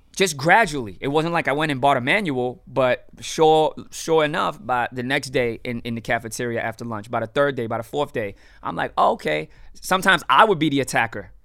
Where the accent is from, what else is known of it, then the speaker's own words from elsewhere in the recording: Miami, Florida, United States; born and raised in Miami